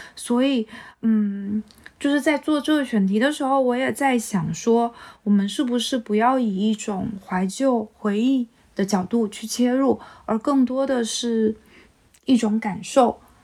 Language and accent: Chinese; Quanzhou, Fujian, China; 我爸妈已经迁到泉州市区里了，所以是每周末回去一趟老家